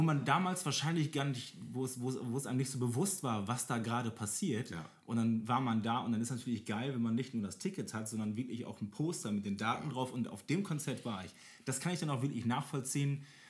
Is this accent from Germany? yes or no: yes; Germany; als Deutscher